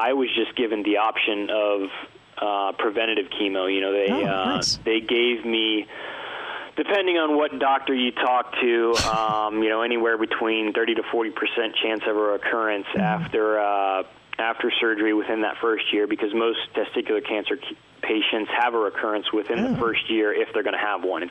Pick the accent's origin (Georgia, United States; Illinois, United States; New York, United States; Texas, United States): Georgia, United States; Atlanta; I actually grew up in Atlanta and had surgery at Emory University